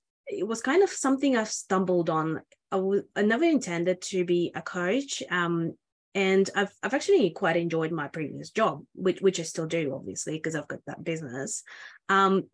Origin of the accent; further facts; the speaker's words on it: Australia; I'm from Australia